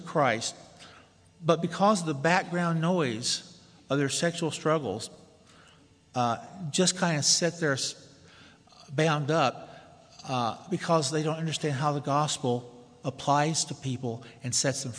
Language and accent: English; Tennessee, United States; moved away as an adult; I'm from the South, if you haven't already discerned that. From Tennessee to go to seminary